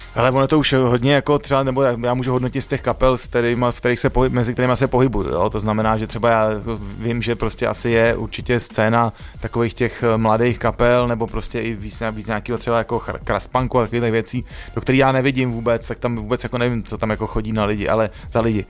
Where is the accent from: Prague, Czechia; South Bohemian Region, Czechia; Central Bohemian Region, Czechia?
Prague, Czechia; Teď už samozřejmě jsem z Modřan dlouho pryč